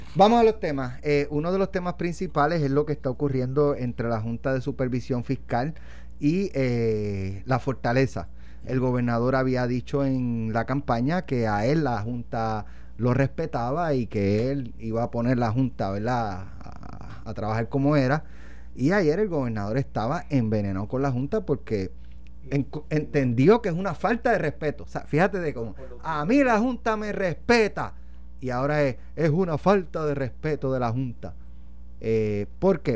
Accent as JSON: {"language": "Spanish", "town": "Jayuya", "country": "Puerto Rico", "also_born_or_lived": "Utuado", "said": "Yo soy de Jayuya, pero yo nací en Utuado."}